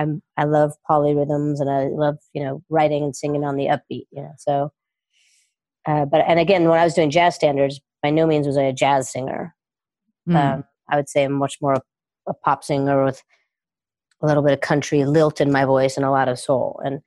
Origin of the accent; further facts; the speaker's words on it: Los Angeles, California, United States; also born or lived in New York; born in Northern California, I was raised in Los Angeles and started coaching in Los Angeles and lived here for many years.